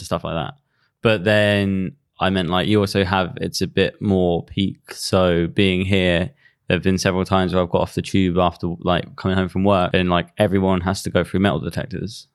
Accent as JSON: {"language": "English", "town": "Reading", "region": "South East England", "country": "United Kingdom", "tie": "born or raised there", "said": "Reading, which is my hometown"}